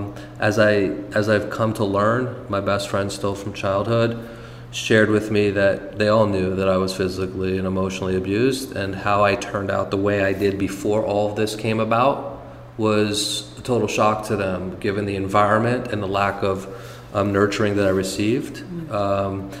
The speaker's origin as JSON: {"language": "English", "town": "Monticello", "region": "New York", "country": "United States", "tie": "born or raised there", "also_born_or_lived": "San Francisco / Los Angeles", "moved": "yes", "said": "Born and raised in Monticello, New York"}